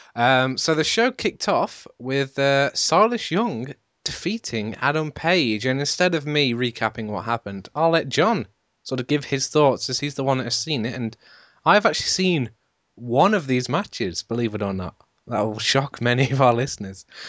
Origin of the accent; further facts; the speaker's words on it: United Kingdom; I'm British